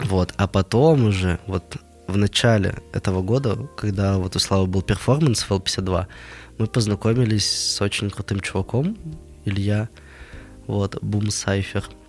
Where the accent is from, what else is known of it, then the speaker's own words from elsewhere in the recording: Nizhny Tagil, Sverdlovsk Oblast, Russia; я сам из Нижнего Тагила. Вот э, такой производственный заводской город – где люди к 40 годам спиваются, идут на УВЗ с утра, приходят домой, пьют пиво и ложатся спать. Вот. Э, в таком городе я прожил 19 лет